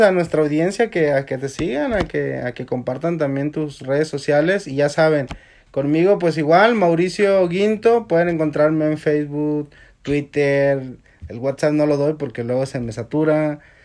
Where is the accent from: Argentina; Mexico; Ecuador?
Mexico; moved away; a uno como mexicano